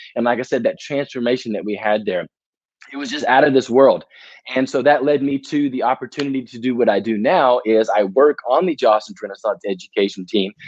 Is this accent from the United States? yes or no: yes; Murfreesboro, Tennessee, United States; also born or lived in Jacksonville, Florida / Baton Rouge, Louisiana; Murfreesboro, Tennessee. It's about 30 minutes southeast of Nashville and so that's where I grew up